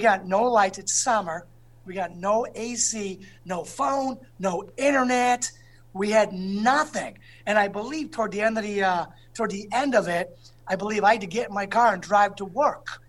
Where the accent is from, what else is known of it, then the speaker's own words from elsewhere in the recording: East Hartford, Connecticut, United States; the pizza I grew up with in East Hartford